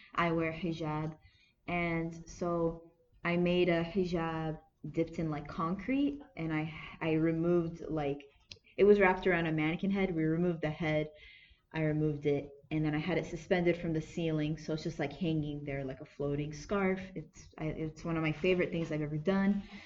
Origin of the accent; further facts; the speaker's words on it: Anaheim, California, United States; I was born and raised in Anaheim. I'm American